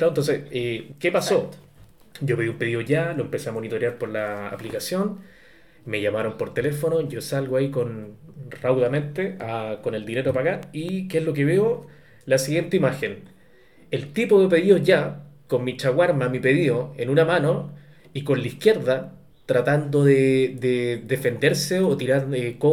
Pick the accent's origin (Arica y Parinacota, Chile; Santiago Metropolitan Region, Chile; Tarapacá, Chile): Arica y Parinacota, Chile; Arica; yo ni siquiera estuve en la escuela, tú sabes, fui criado directamente en, en Arica, entonces en Arica no había colegio en ese tiempo.